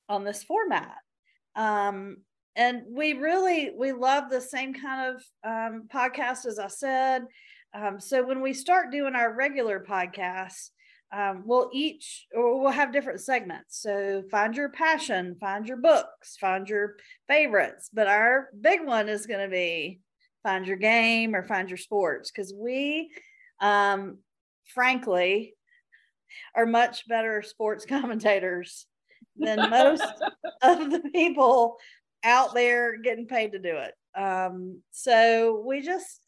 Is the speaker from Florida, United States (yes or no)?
no; Macon, Georgia, United States; I love growing up in Macon